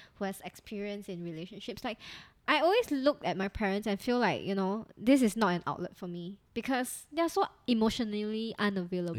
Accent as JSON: {"language": "English", "country": "Singapore", "said": "we come from Singapore where our education system is really quite strict"}